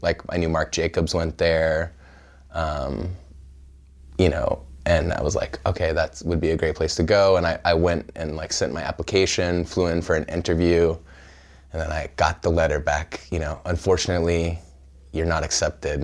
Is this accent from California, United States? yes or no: yes; Pismo Beach, California, United States; also born or lived in Evanston, Illinois; I grew up in central California in a small town called Pismo Beach